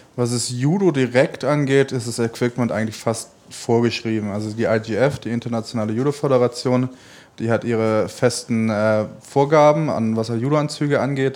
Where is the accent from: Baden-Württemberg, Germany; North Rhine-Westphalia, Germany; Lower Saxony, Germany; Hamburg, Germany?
Baden-Württemberg, Germany; Stuttgart; moved away as an adult; now in Cologne, Germany; Stuttgart wird immer meine Heimat bleiben